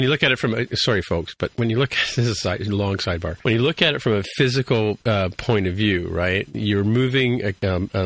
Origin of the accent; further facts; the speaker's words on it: Canada; I'm Canadian